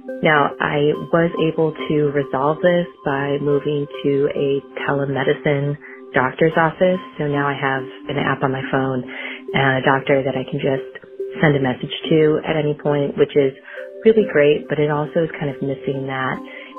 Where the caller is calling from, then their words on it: Springfield, Massachusetts, United States; I'm calling from Springfield, Massachusetts.